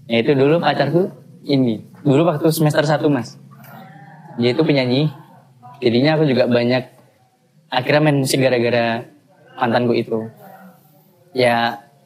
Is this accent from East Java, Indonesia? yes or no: no; Bali, Indonesia; moved away as an adult; also born or lived in Yogyakarta; sekolah di Bali mas aku di oh, Bali iya, sampai, sampai SMA di Bali iya kuliahnya di Jogja MMTC